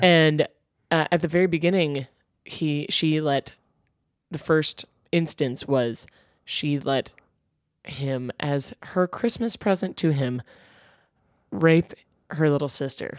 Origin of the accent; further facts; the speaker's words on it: North Carolina, United States; my hometown of North Carolina